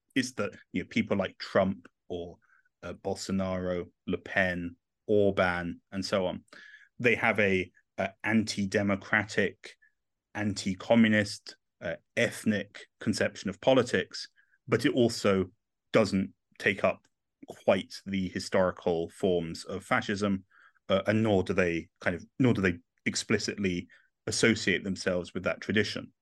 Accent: England, United Kingdom; accent: English; moved away as an adult; also born or lived in Rome, Italy; I'm English and not Italian, uh, but I moved to, uh, Italy, uh, in twenty eleven

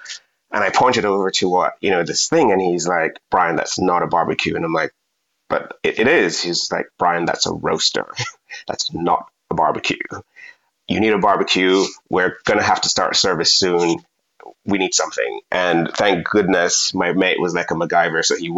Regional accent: Jamaica; And being that I'm from Jamaica, got really excited and there was a massive queue.

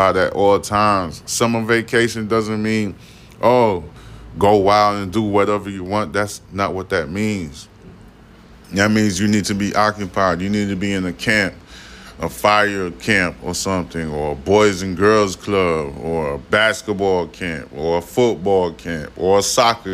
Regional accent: United States; I'm an American soldier. I'm still serving my American people

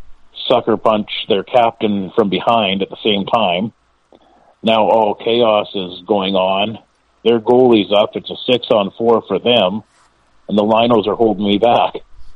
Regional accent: Quebec, Canada; because I came from Quebec where we were taking our own off.

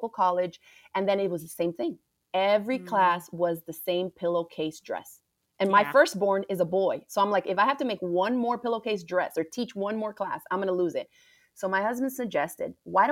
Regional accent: Miami, Florida, United States; I grew up right in Miami, Florida. My family is from the Caribbean

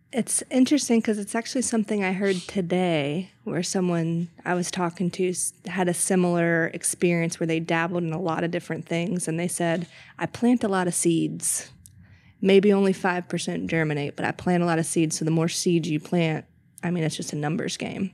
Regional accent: Mint Hill, North Carolina, United States; now in Charlotte, United States; I grew up more so in Mitt Hill and came to Charlotte often

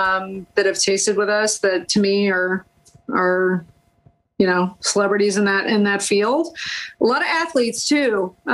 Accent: United States; I'm American through and through, true and true.

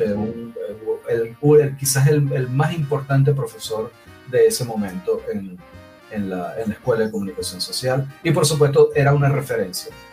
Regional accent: Maracaibo, Zulia, Venezuela; also born or lived in Havana, Cuba; como era del Zulia, como soy del Zulia, como soy maracucho

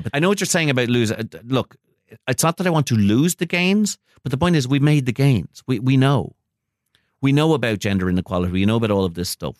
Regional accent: Ireland; also born or lived in United States; I'm an American citizen myself, um, though I grew up in Ireland.

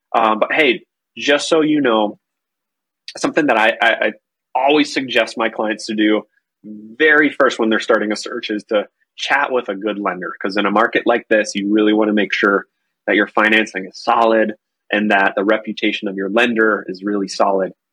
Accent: North Carolina, United States; now in Minnesota, United States; I am originally from North Carolina. I now live in Minnesota

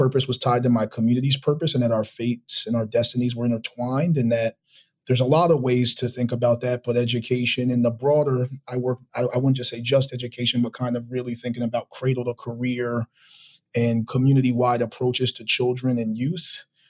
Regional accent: Poughkeepsie, New York, United States; moved away as an adult; also born or lived in Cambridge, Massachusetts / Rio de Janeiro, Brazil / Paraguay; I grew up in public housing for almost the entirety of my K-12 schooling. I grew up in Poughkeepsie, New York, a small city in upstate New York

